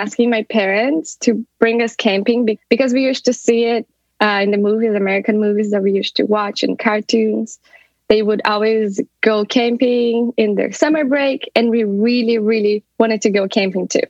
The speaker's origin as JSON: {"language": "English", "region": "South Region", "country": "Brazil", "moved": "as an adult", "lives_now": "Dublin, Ireland", "said": "I'm originally from Brazil, from the south of Brazil. But for the past 6 years, I've been living in Dublin, Ireland."}